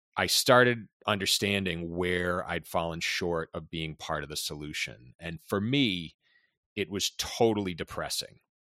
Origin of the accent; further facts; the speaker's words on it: Boston, Massachusetts, United States; born and raised in Boston, especially being Boston Irish